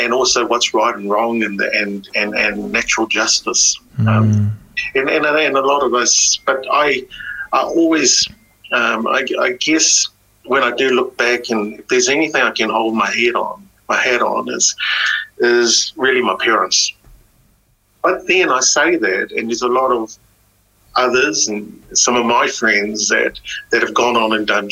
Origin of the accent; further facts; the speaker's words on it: New Zealand; English is a second language; we're Kiwi, we're Pacific Kiwis, we're Kiwis